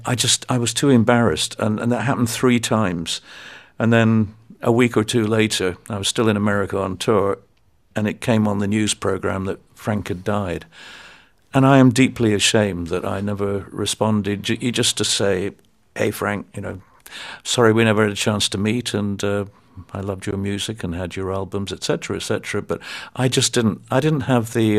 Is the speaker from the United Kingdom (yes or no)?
yes; United Kingdom